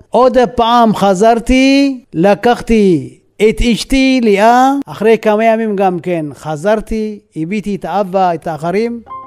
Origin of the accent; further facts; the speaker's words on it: Asgede, Tigray, Ethiopia; Hebrew is a second language; moved away as an adult; now in Israel; נולדתי באסגדה. בגדול זה נקרא זה טיגריי.